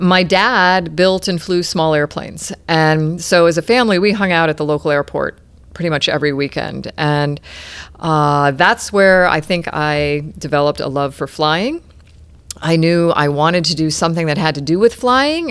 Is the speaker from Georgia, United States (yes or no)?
no; Clearwater, Florida, United States; also born or lived in Albany, New York / Houston, Texas / Saint Petersburg, Florida; I grew up in Clearwater, and now we're back just down the road in Saint Petersburg